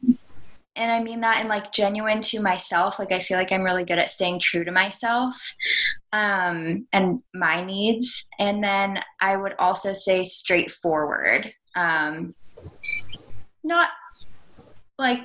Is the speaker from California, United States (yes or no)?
yes; Roseville, California, United States; also born or lived in Sacramento, California; I grew up more in the Roseville area, but I've been in the Sacramento area for my whole life.